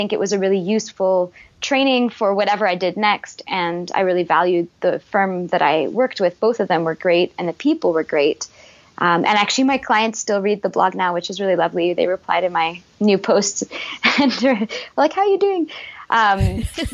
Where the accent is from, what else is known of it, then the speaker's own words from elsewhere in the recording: Montreal, Quebec, Canada; I was from Montreal, grew up there.